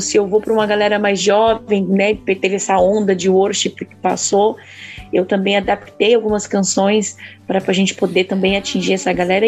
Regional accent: Vargem Grande Paulista, São Paulo, Brazil; also born or lived in São Roque; now in Itu, Brazil; nasci em São Roque, mas fui criada na cidade de Vargem Grande Paulista

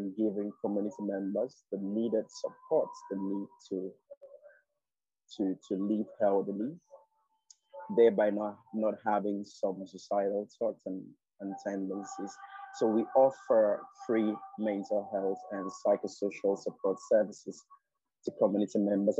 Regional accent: Nigeria; I'm a Nigerian queer guy

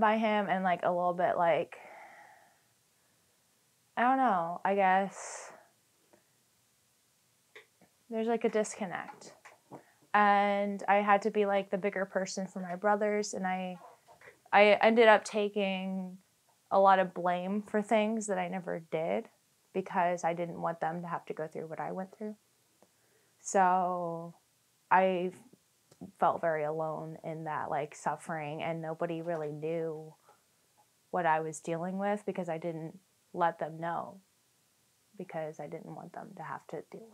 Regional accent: Fairfax, Virginia, United States; I'm from Fairfax, Virginia.

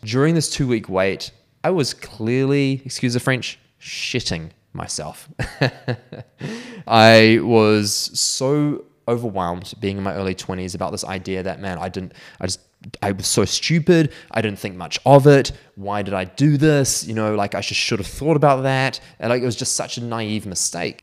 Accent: Auckland, New Zealand; I was actually back in Auckland by this time, which is my hometown.

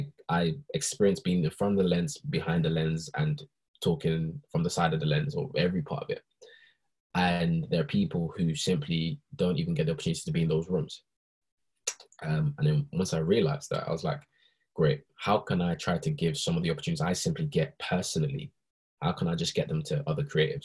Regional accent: Nigeria; now in United Kingdom; when I was in Nigeria, when I was born in Nigeria

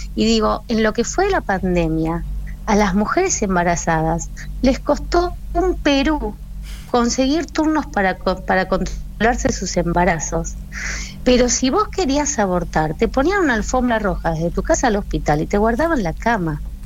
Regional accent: Argentina; nuestros compatriotas, nuestros hermanos argentinos

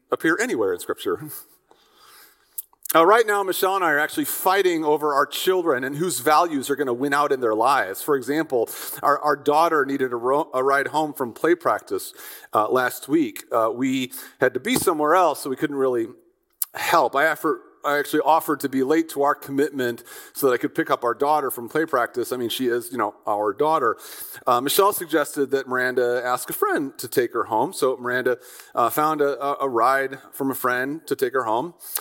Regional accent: Midwest, United States; I'm an American from the conservative Midwest

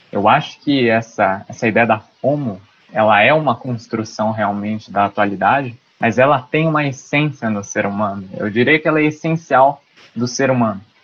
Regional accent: Lins, São Paulo, Brazil; eu sou de Lins, de São Paulo

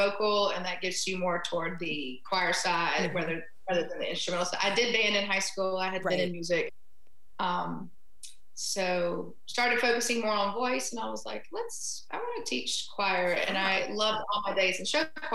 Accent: Clinton, Mississippi, United States; since I'm from Clinton, Mississippi

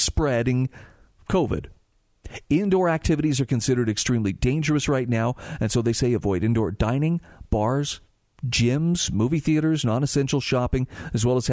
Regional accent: Utah, United States; in my home state of Utah

